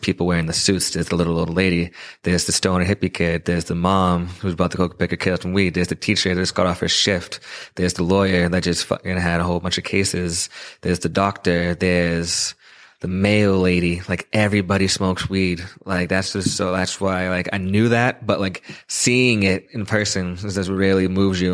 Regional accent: Quincy, Massachusetts, United States; here in my hometown of Quincy

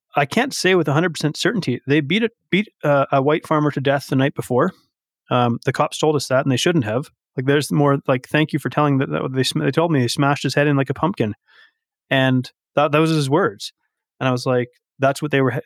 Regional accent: Vancouver Island, British Columbia, Canada; now in Alberta, Canada; I live in Alberta, but I'm not a native Albertan. I'm, I'm from the West Coast. I'm from Vancouver Island.

